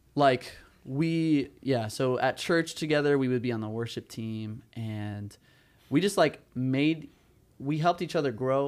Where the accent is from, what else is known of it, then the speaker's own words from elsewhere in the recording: Southern California, United States; moved away as an adult; now in Chicago, United States; I'm from Southern California.